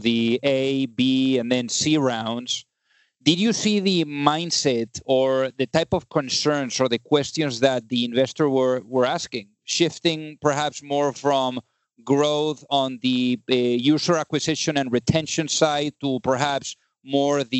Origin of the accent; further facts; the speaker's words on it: Spain; moved away; I'm originally from Spain